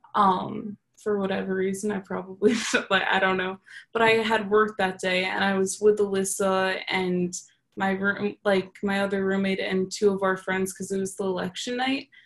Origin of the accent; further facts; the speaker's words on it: New York, United States; moved away as an adult; now in Texas, United States; I'm from New York